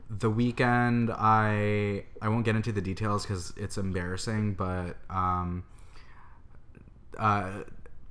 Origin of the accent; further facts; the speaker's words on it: Canada; moved away as an adult; now in San Francisco, United States; I am a Canadian boy who lives in San Francisco